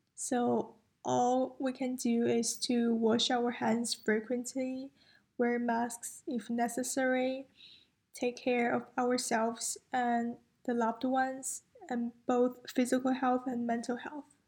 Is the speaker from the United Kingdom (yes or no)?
no; China; moved away as an adult; now in United States; I'm from China